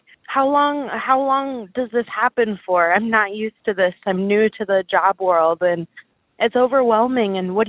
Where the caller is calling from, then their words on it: Chicago, Illinois, United States; I am 22 from Chicago, and my problem that I'm dealing with is with work and my boyfriend